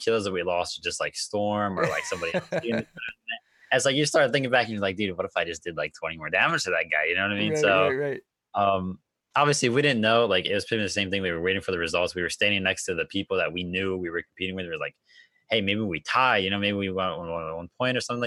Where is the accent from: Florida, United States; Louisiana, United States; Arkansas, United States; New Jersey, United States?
New Jersey, United States; I'm from New Jersey